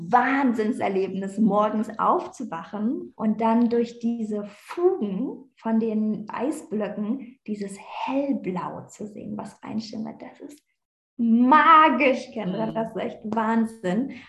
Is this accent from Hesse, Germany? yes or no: no; Berlin, Germany; Ich bin ja eigentlich Berliner Göre, ich komme aus Berlin